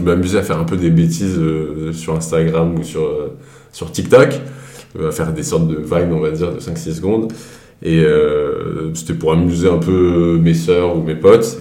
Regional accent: Grenoble, Auvergne-Rhône-Alpes, France; moved away as an adult; now in Paris, France; je viens de Grenoble

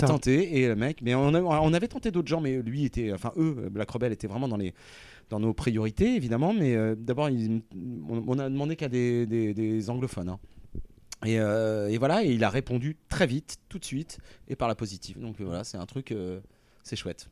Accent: Rouen, Normandy, France; nous, on vient de Rouen, donc on est, c'est quand même une, ville euh, ultra rock

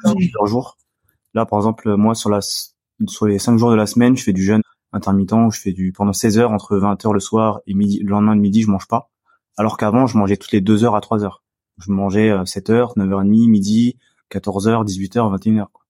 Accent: France; moi je suis français, donc j'ai le passeport français.

